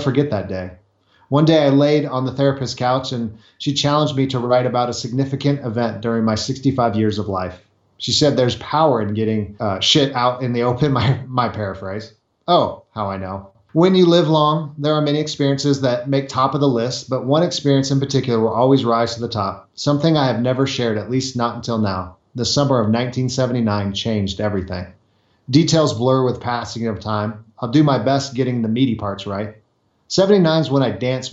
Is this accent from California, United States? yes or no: yes; Southern California, United States; I grew up in California, Southern California, by the ocean